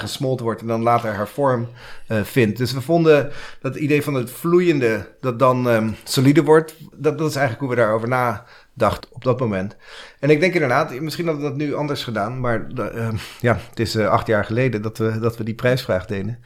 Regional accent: Kennemerland, North Holland, Netherlands; moved away as an adult; now in New York, United States; ik ben Nederlander, ik, ik kom hier uit het, ken, Kennemerland

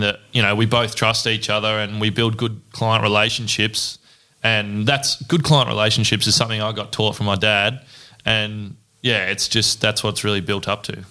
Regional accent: Ballarat, Victoria, Australia; born and bred in Ballarat.

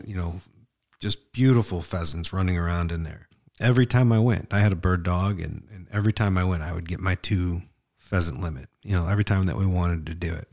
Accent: Northwest Indiana, United States; Where I grew up in Northwest Indiana

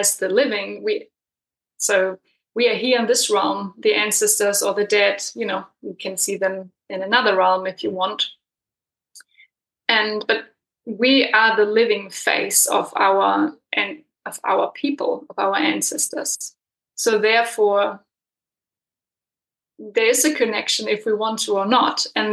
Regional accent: Germany; moved away as an adult; also born or lived in Berlin / Peru; now in New Zealand; I'm coming from Germany, so I wasn't really brought up with a framework for ancestral reverence

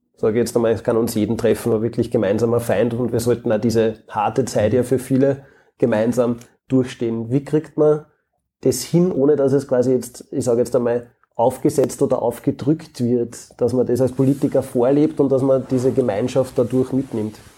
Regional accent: Austria; bei uns in Österreich

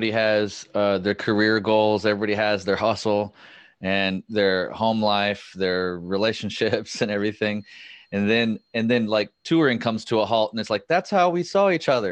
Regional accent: Chico, California, United States; moved away as an adult; also born or lived in Bay Area / Seattle / Los Angeles; I'm up north in Chico, California. It's my hometown area.

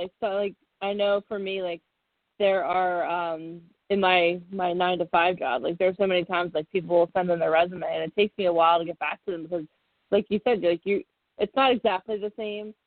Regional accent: Philadelphia, Pennsylvania, United States; I'm from Philadelphia

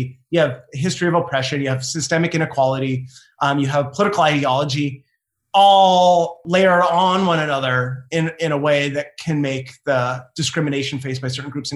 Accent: Canada; also born or lived in Ohio; I'm Canadian

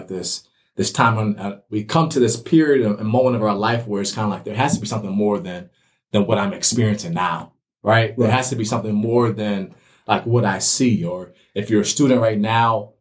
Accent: Minnetonka, Minnesota, United States; also born or lived in Waterloo, Iowa / Bloomington, Minnesota; my experience growing up in the West Metro area, Minnetonka

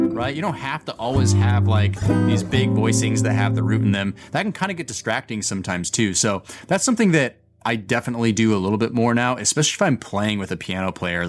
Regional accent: Boise, Idaho, United States; moved away as an adult; now in New York City, United States; I was coming back to my hometown of Boise, Idaho

